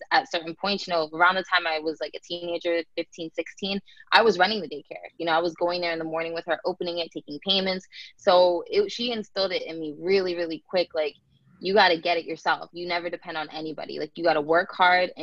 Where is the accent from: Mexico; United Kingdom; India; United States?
United States; Tampa, Florida; also born or lived in New Jersey; I grew up in New Jersey, and I moved to Florida when I was about 6 years old